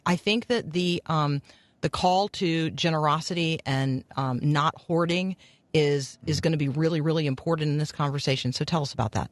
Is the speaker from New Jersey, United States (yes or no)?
no; Florida, United States; growing up in Florida